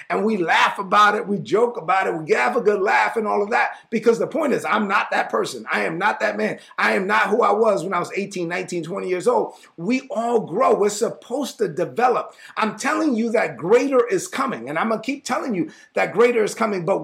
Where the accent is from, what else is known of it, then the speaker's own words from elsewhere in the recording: Brooklyn, New York, United States; I grew up on New Jersey and Sutter, New, uh, Sutter Avenue, New Jersey Avenue. This was my block, my corner, right? It's been uh, in East New York, Brooklyn.